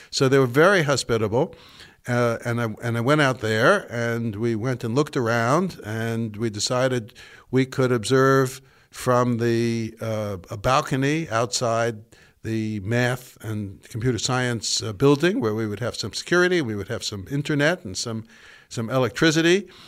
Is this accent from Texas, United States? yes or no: no; New York City, New York, United States; now in Williamstown, United States; I'm from the Bronx